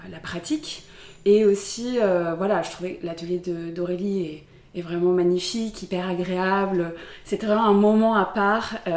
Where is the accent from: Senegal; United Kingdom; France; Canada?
France; south of France; now in Paris, France; je suis, je suis originaire du sud de la France. J'habite à Paris